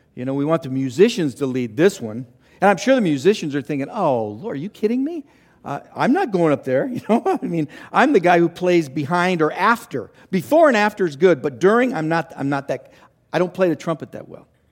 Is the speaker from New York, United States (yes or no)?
no; Los Angeles, California, United States; I grew up in Los Angeles